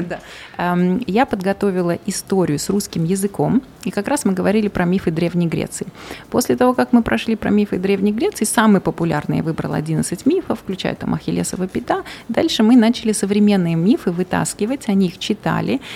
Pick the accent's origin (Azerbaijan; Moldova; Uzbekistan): Uzbekistan; also born or lived in Malaysia; мы сами из Узбекистана